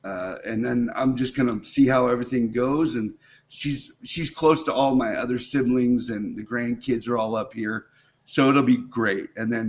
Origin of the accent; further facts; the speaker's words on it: Thousand Oaks, California, United States; also born or lived in Los Angeles; Okay, so Los Angeles is where I primarily grew up. I grew up in Thousand Oaks, California.